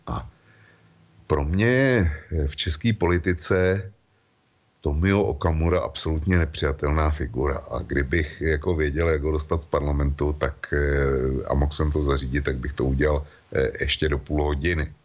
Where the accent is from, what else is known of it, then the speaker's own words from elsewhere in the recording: Czechia; u nás v Čechách